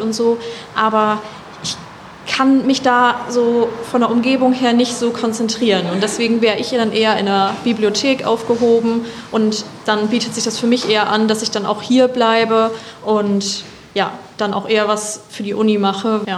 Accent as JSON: {"language": "German", "area": "East Frisia", "region": "Lower Saxony", "country": "Germany", "said": "ich komme aus Ostfriesland"}